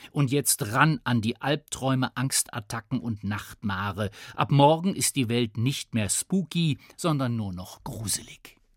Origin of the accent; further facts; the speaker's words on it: Bavaria, Germany; Bei uns in Bayern